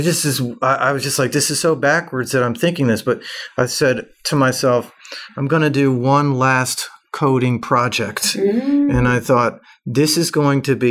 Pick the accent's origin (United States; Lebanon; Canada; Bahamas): United States; Atlanta, Georgia; moved away as an adult; I'm from Atlanta originally.